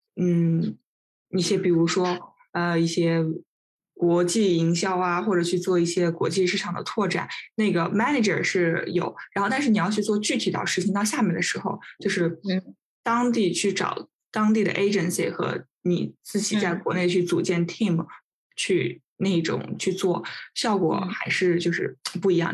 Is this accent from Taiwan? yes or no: no; China; moved away as an adult; now in Sweden; 我周围的同事，他们就是虽然是，都是瑞典人，就我一个中国人